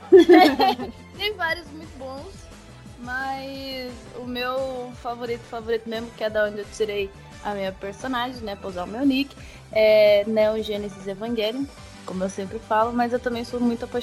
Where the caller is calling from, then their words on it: Marília, São Paulo, Brazil; Eu estou falando de Marília, interior de São Paulo, terra da bolacha.